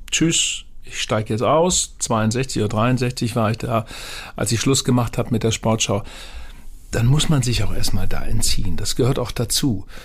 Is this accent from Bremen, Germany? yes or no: yes; Bremen, Germany; Als Bremer hatte ich mit dem HSV sowieso nie so eine enge Beziehung